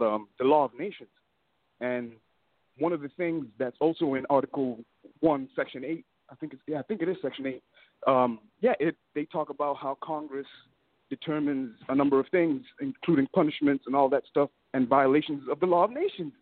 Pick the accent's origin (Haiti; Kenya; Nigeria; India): Kenya; now in United States; I'm from East Africa. I'm from Kenya, and our tribes were nations pretty much